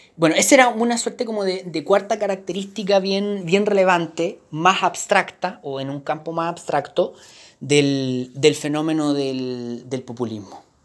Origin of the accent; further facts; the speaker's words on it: Chile; como chileno